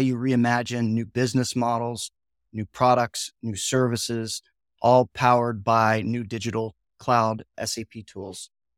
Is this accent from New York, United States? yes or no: no; Ohio, United States; I grew up in Northeastern Ohio, where my parents both worked in the factory, right?